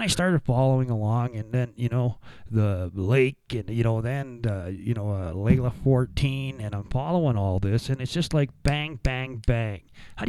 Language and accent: English; Sylvan Lake, Alberta, Canada; I grew up in Sylvan Lake for a little bit of my time